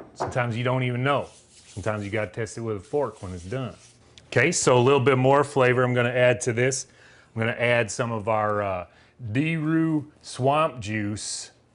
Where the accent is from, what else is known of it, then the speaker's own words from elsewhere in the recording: Southern United States, United States; accent: Southern; my Southern accent